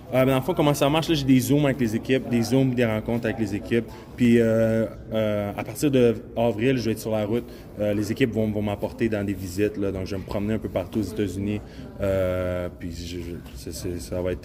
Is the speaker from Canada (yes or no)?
yes; Quebec, Canada; je viens du Québec